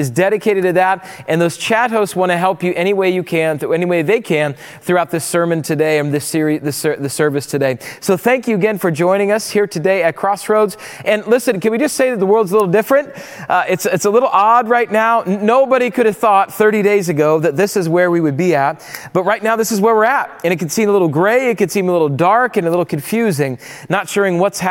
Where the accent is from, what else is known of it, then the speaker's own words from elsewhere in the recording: Rapid City, South Dakota, United States; moved away; I grew up in Rapid City, South Dakota